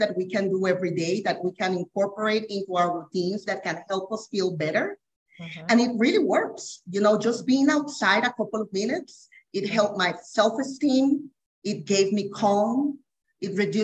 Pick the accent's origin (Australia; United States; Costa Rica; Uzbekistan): Costa Rica; I'm from Costa Rica, born and raised.